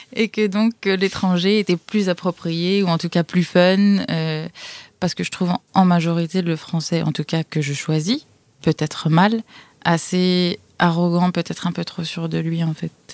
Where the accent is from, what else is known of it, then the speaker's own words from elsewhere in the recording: France; moved away; moi en tant que française